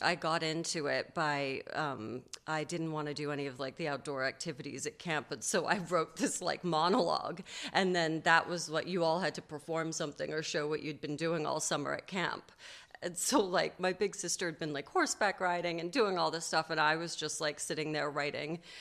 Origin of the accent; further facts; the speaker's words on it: New York, United States; accent: transatlantic; also born or lived in London; I was born in London and then we moved to New York when I was five and a half. So I uh, I actually had like a little British accent and the whole thing when I was a kid and had to lose it.